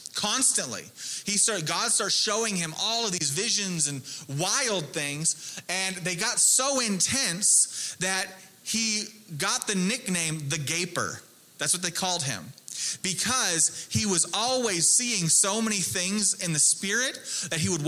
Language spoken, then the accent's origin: English; Texas, United States; I'm from the South. I'm from Texas